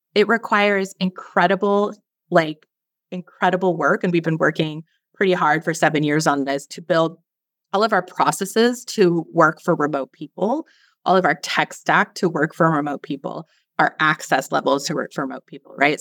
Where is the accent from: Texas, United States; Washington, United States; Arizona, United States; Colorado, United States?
Washington, United States; Seattle; moved away as an adult; also born or lived in San Francisco / Belize; now in Roatan, Honduras; I grew up in Seattle, and it's super rainy there